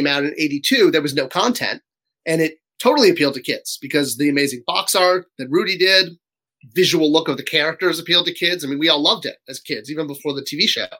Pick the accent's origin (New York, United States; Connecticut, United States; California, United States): Connecticut, United States; Cheshire; I grew up in Connecticut, where in Cheshire, Connecticut, was a small town